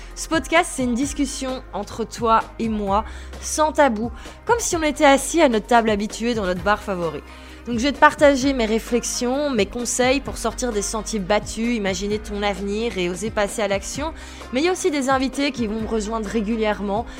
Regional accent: Belgium; also born or lived in Brussels; Je suis belge, j'habite à Bruxelles

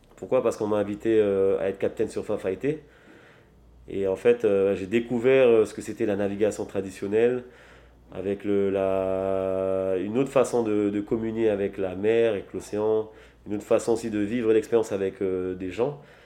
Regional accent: French Polynesia; je suis né à Triti, j'ai grandi ici à Triti aussi.

